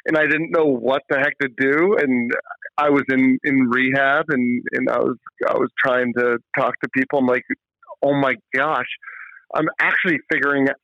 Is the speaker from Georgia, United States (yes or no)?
yes; Atlanta, Georgia, United States; now in Vermont, United States; I grew up in Atlanta